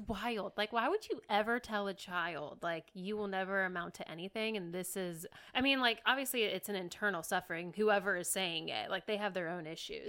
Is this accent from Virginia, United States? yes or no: yes; Lynchburg, Virginia, United States; moved away as an adult; now in Richmond, United States; I was born and raised in Lynchburg, and I left nine years ago